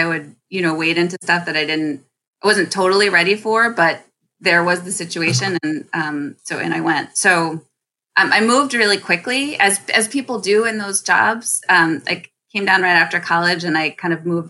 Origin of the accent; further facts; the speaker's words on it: Philadelphia, Pennsylvania, United States; moved away as an adult; also born or lived in Washington, D.C.; I'm from Philadelphia. I grew up in Philadelphia.